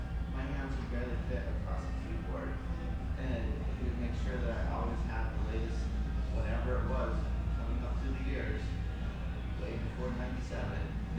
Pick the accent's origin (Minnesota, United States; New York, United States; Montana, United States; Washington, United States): Montana, United States; now in California, United States; I grew up in Montana